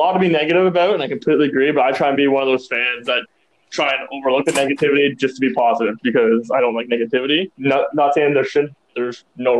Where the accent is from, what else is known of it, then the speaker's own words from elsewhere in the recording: Pembroke, Ontario, Canada; I was born in Pembroke. It was about an hour and a half from Ottawa